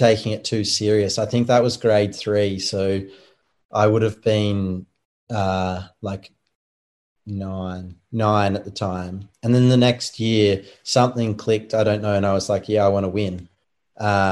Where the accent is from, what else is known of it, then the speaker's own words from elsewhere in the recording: Tasmania, Australia; I'm from Tasmania, the island down the bottom